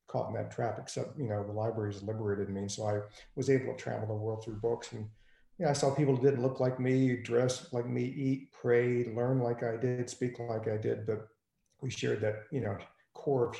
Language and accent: English; Richmond, Virginia, United States; I grew up in Richmond, Virginia